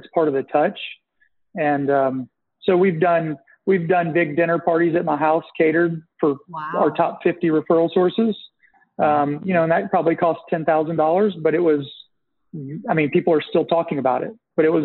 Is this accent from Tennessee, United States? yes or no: yes; Nashville, Tennessee, United States; I'm originally from Nashville